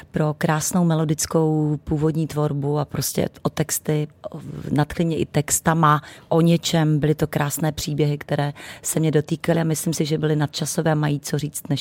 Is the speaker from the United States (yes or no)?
no; Přerov, Olomouc Region, Czechia; moved away; also born or lived in Zlín; Já jsem Moravanda, narozena Mor- ve Zlíně, ale celý, celé dětství a mládí jsem prožila v Přerově, kde mi žijí, do, zaplať pambu vsud ještě rodiče.